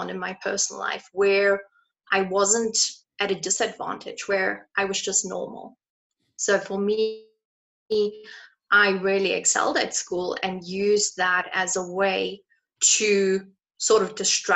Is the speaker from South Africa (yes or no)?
yes; South Africa; I grew up in South Africa where you get your license at the age of 18